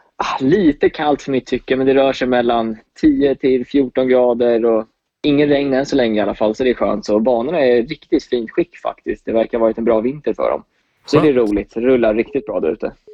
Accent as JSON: {"language": "Swedish", "town": "Åkersberga", "region": "Stockholm County", "country": "Sweden", "also_born_or_lived": "United States", "moved": "as an adult", "said": "Jag är 23 år från Åkersberga"}